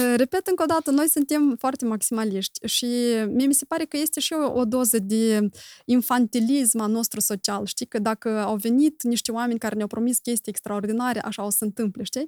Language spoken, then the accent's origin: Romanian; Moldova; noi doar în Moldova, noi trăim